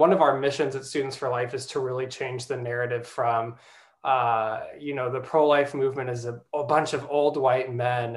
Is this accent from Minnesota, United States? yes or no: no; Des Moines, Iowa, United States; I grew up in Des Moines, and then went to Iowa State